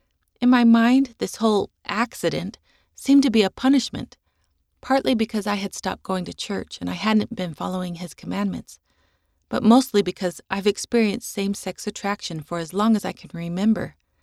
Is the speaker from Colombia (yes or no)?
yes; Colombia; first language Spanish; English is a second language; I was also terrified because I'm from Colombia and speak Spanish, and the nurses in the Utah hospital were speaking very quickly in English.